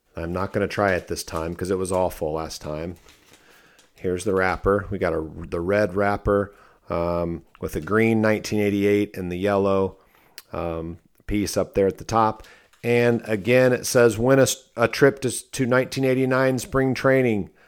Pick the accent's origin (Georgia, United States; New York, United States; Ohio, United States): Ohio, United States; Fort Recovery; moved away as an adult; now in Searcy, Arkansas, United States; I'm originally from Ohio